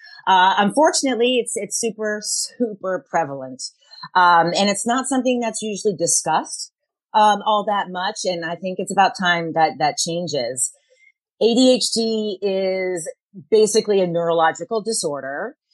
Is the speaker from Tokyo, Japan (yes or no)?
yes; Tokyo, Japan; I grew up in Tokyo, Japan, where hyperactivity is not the norm. And as a Caucasian little girl, I was always a little too much